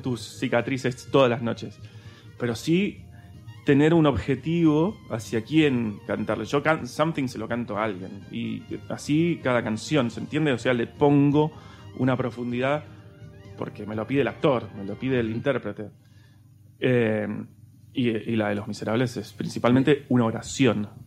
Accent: Argentina; moved away as an adult; now in Spain; en mi país también me quieren

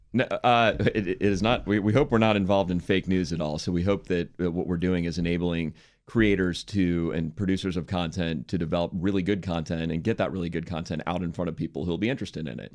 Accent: Washington, District of Columbia, United States; moved away as an adult; also born or lived in San Francisco / New York; I grew up in Washington, D C

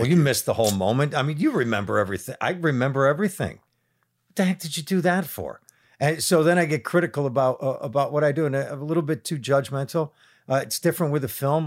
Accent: Buffalo, New York, United States; growing up in Buffalo sensibilities

